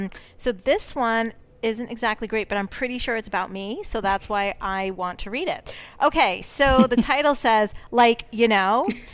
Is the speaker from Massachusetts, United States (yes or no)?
yes; Fall River, Massachusetts, United States; I could really, really talk, you know, like I'm from Fall River.